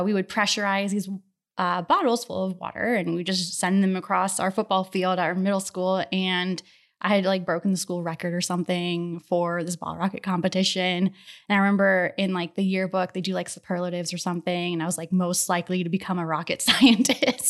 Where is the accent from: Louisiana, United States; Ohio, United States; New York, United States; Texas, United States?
Ohio, United States; Akron; now in Houston, United States; I grew up in Ohio, in the Akron area